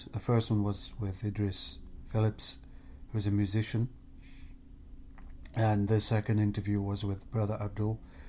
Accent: England, United Kingdom; moved away as an adult; now in Ohio, United States; I'm born and bred in England. I've been there for 38 years of my life

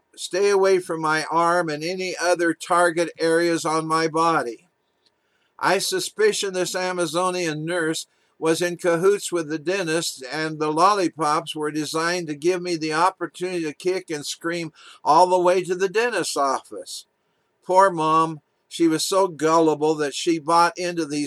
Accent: Walla Walla, Washington, United States; as a little boy being taken to the Walla Walla Clinic in my hometown, Walla Walla, Washington, to get my vaccinations

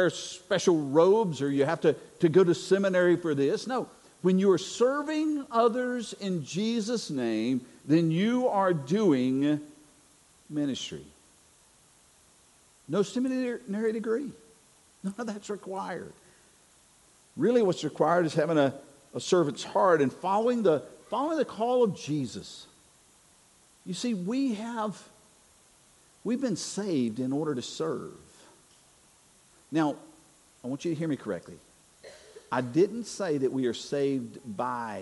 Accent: North Carolina, United States; moved away; I'm originally from North Carolina

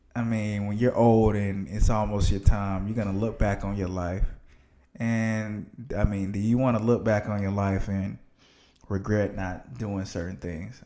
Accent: Athens, Georgia, United States; moved away as an adult; also born or lived in Atlanta, Georgia; I'm from Athens, Georgia, small town. It's not really a lot to do there. Not really a lot of room for growth for young people, in my opinion

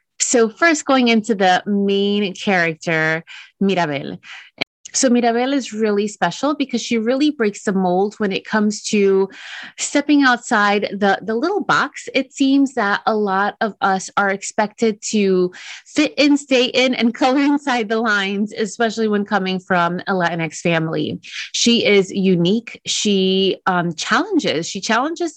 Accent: Dominican Republic; I'm from Dominican Republic

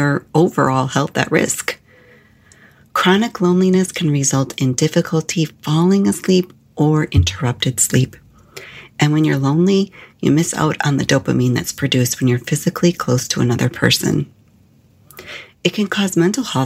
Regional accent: Illinois, United States; moved away as an adult; also born or lived in Arizona / Phoenix; when I moved from Illinois to Arizona

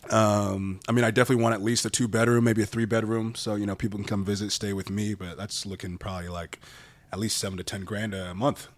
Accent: Orange County, California, United States; also born or lived in Bay Area, California; I was born in the Bay Area when I was in third grade, moved down to Orange County

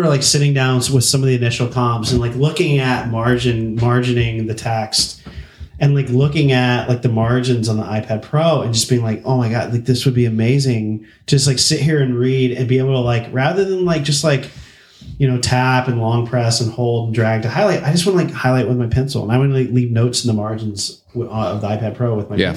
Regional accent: Birmingham, Alabama, United States; moved away as an adult; also born or lived in New York; now in California, United States; I actually grew up in Birmingham. So I grew up in the Bible Belt in the South and lived in that and existed in that till I was 23, I guess, before I left home, or I left Alabama

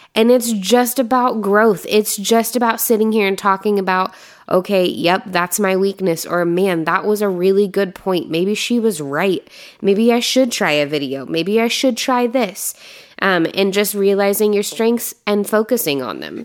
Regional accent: Indiana, United States; moved away; I'm from Indiana

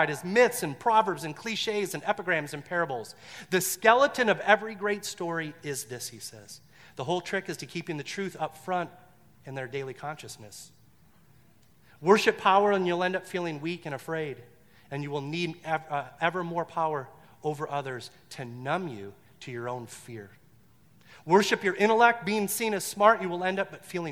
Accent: Detroit, Michigan, United States; I grew up in Detroit

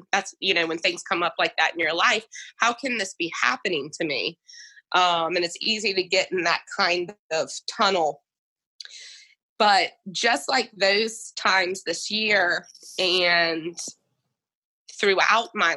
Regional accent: Goochland, Virginia, United States; moving back to my hometown in Goochland

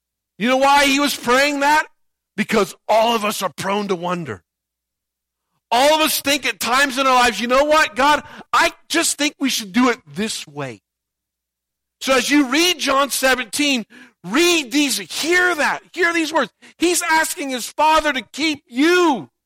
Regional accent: Indiana, United States; moved away; I grew up in Indiana

